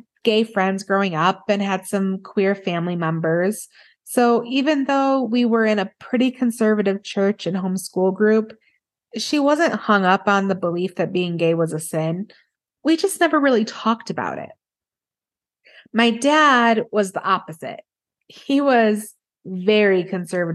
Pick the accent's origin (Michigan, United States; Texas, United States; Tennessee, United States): Michigan, United States; moved away as an adult; also born or lived in Kansas City; now in New Mexico, United States; I grew up in Michigan and then lived in Kansas City.